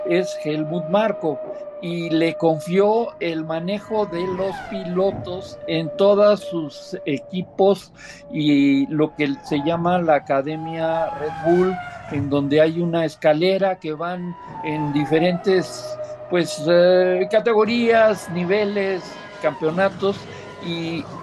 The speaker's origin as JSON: {"language": "Spanish", "country": "Mexico"}